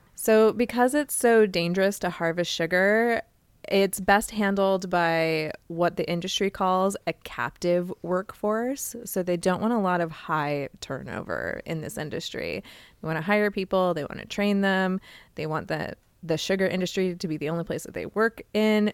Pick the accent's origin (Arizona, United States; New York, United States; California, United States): Arizona, United States; Phoenix; I'm from Phoenix